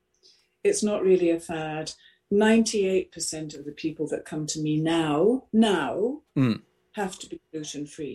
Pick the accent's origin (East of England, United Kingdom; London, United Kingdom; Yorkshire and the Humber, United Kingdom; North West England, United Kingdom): East of England, United Kingdom; Rushmere St Andrew; I was brought up in Suffolk, in Rushmere, St Andrew